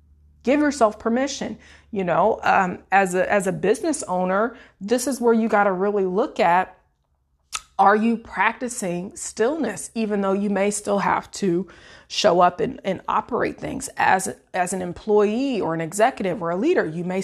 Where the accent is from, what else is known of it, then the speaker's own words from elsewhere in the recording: Illinois, United States; now in Florida, United States; I'm from Central Illinois. I now live in the Sunshine State in Florida with my husband and our boys.